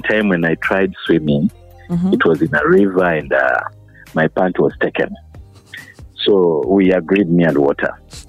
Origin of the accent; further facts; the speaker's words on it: Mbale, Eastern Region, Uganda; I'm actually born from East, from Bali. I'm Mugiso by tribe.